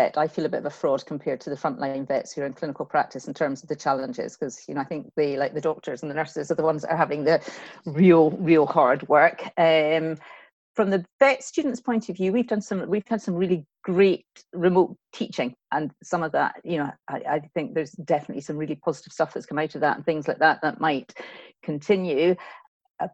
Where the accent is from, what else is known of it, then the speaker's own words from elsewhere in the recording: Kilmacolm, Scotland, United Kingdom; I was Kilmacombe.